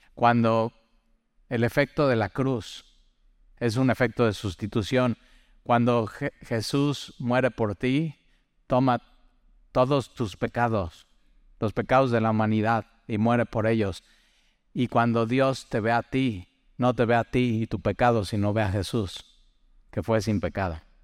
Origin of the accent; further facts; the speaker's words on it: Mexico; para los mexicanos